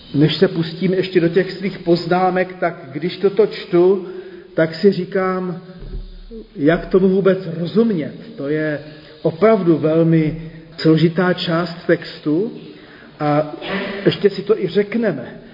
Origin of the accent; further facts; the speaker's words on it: Zlín, Zlín Region, Czechia; also born or lived in Brno; jako dítě ještě ve Zlíně